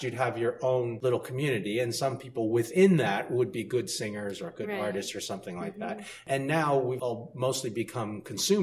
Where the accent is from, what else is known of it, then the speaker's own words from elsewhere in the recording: Toronto, Ontario, Canada; when I was growing up in Toronto